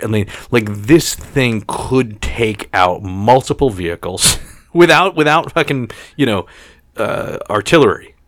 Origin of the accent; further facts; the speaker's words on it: New York City, New York, United States; I grew up on Staten Island, and, and, Staten Island is one of the five boroughs of New York City